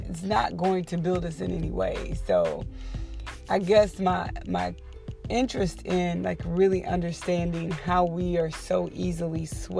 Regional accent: the South, United States; I'm from the South

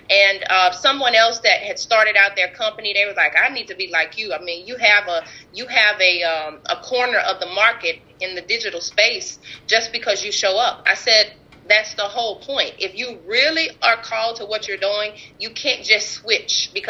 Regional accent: Ferriday, Louisiana, United States; Even when I was in my hometown in Ferriday, because I had so many gifts, and I grew up bouncing from house to house.

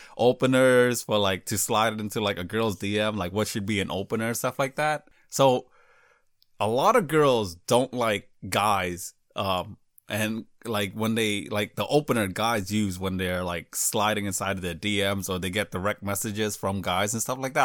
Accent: United States; I was raised in America. I wasn't born here, though

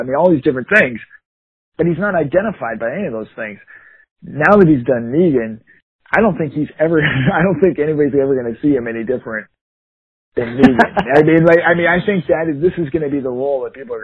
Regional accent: Eagan, Minnesota, United States; we grew up in Egan

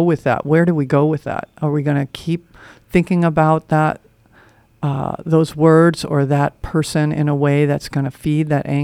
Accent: New York, United States; I grew up in New York, where people talk fast, move fast.

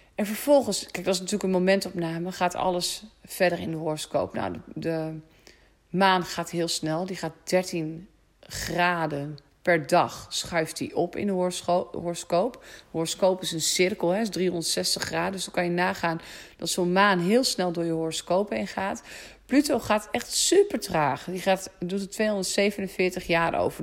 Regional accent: Netherlands; ik kom uit de polder. Ik kan niet anders, jongens. Ik ben gewoon boerendochter, opgegroeid op de boerderij

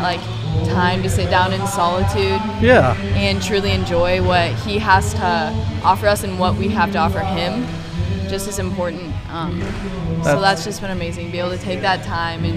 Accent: Des Moines, Iowa, United States; I'm from Des Moines, Iowa

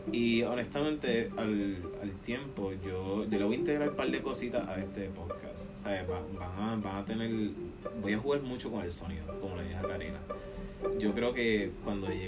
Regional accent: Puerto Rico; now in Tampa, United States; Florida. vivimos, somos de Puerto

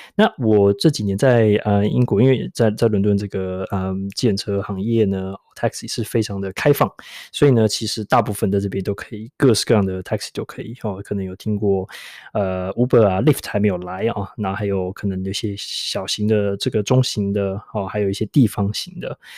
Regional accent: Taipei, Taiwan; now in London, United Kingdom; 我是台北来的

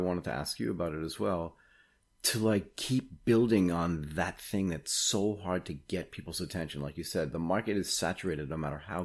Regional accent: United States; moved away as an adult; now in Asia; As an American who now lives in Asia and has lived in Asia for 30 years

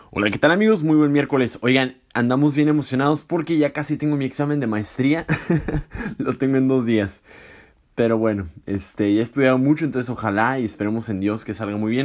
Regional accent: Tijuana, Baja California, Mexico; moved away as an adult; yo soy de Tijuana y viví toda mi vida en Tijuana

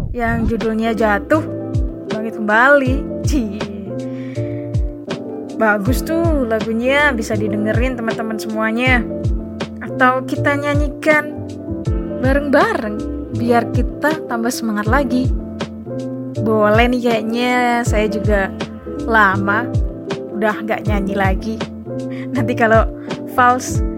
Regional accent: East Java, Indonesia; accent: medok; mungkin saya dari desa ya logat saya tuh medok banget sering diolok-olok terus SMA ada mulai nih drama ditolak di sekolah favorit pilihan pertama tapi pada akhirnya diterima di SMA favorit kedua SMA favorit satu kabupaten Ngawi tuh

